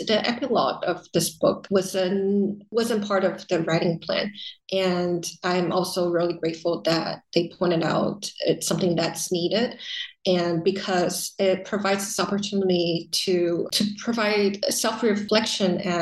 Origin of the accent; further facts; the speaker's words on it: Taiwan; also born or lived in United States; having lived in the US, but then being repatriated back into Taiwan